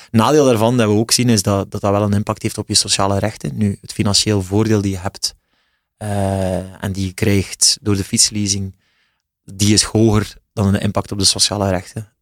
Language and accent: Dutch; West Flanders, Belgium; accent: West Flemish